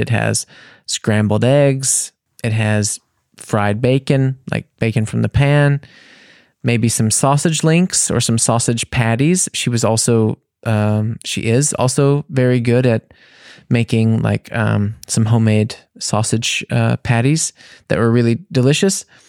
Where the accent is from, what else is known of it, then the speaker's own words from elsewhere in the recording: United States; for me as an American